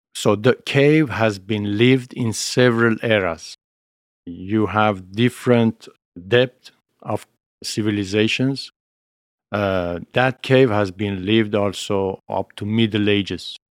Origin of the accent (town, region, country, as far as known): Armenia; moved away; also born or lived in Italy